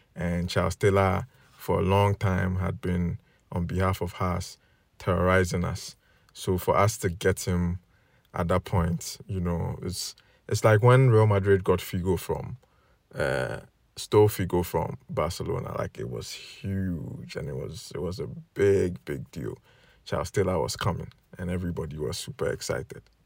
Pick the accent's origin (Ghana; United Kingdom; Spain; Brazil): Ghana; Kumasi, Ashanti; As a young boy growing up in Kumasi